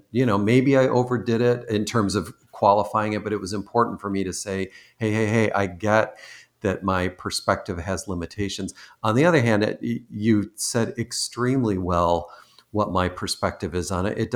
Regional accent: East Coast, United States; also born or lived in Michigan; I recently moved from Michigan, though I'm originally from the East Coast, and my parents were Canadian, but I I now live on the West Coast

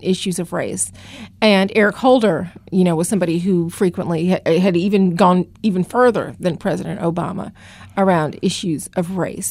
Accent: Atlanta, Georgia, United States; moved away as an adult; also born or lived in Los Angeles / Virginia / Washington; now in Philadelphia, United States; I actually got started in journalism in Atlanta, which is my hometown

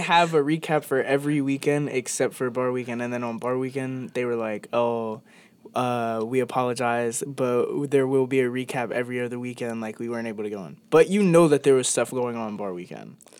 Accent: Northeast, United States; moved away as an adult; now in Ohio, United States; I'm from the Northeast

